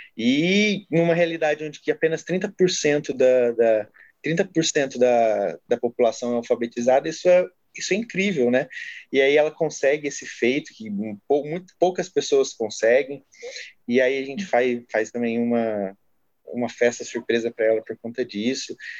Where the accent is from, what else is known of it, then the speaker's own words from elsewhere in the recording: Franca, São Paulo, Brazil; eu sou natural de Franca, interior de São Paulo, Nordeste Paulista